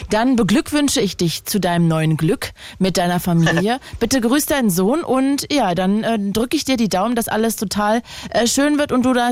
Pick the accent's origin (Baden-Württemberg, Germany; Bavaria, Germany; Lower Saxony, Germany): Lower Saxony, Germany; Lohne; aus Lohne.